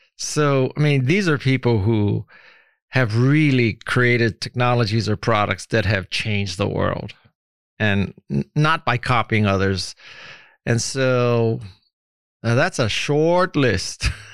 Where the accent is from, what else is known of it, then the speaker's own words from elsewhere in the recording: Hawaii, United States; moved away; also born or lived in San Francisco; growing up in Hawaii